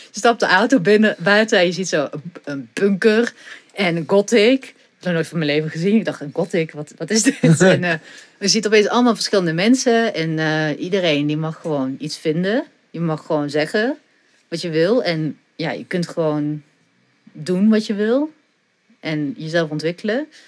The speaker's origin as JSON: {"language": "Dutch", "town": "Ghent", "region": "Flanders", "country": "Belgium", "tie": "born or raised there", "moved": "yes", "lives_now": "Netherlands", "said": "Gent, ja, zeker. Ja, geboren en getogen."}